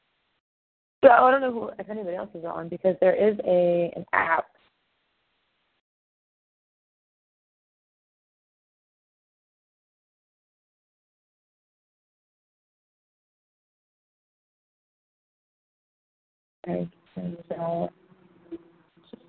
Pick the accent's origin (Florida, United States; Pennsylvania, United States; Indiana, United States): Pennsylvania, United States; I'm from Pennsylvania